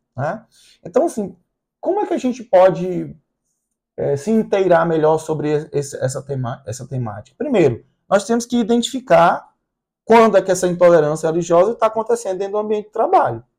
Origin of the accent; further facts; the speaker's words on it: Brazil; also born or lived in Recife / Fortaleza; Nós somos brasileiros